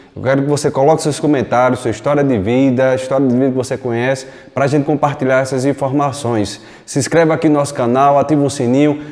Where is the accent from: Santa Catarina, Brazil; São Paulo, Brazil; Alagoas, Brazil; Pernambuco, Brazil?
Pernambuco, Brazil; Recife; eu nasci em Recife, desde pequeno, seis anos de idade, já trabalhei em vários locais, desde os seis anos de idade, trabalhando na rua